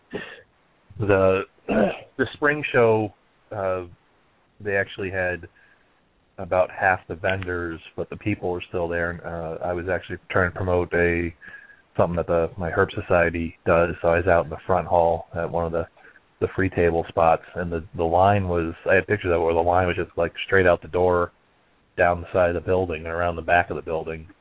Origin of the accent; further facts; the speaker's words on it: Florida, United States; moved away; I'm also from Florida originally, and I moved up here